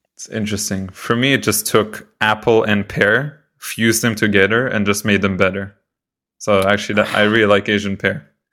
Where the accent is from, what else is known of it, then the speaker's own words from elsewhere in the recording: Israel; moved away; also born or lived in Canada; I'm from Israel